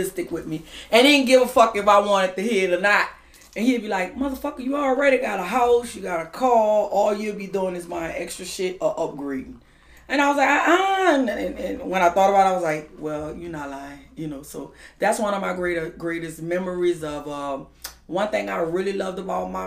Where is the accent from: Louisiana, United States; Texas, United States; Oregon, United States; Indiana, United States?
Louisiana, United States; New Orleans; I am from the Sixth Ward, the Treme area, where they have all the second lines and stuff